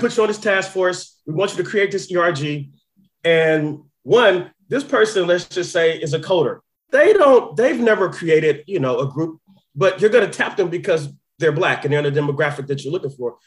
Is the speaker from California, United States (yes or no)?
yes; Oakland, California, United States; I'm from Oakland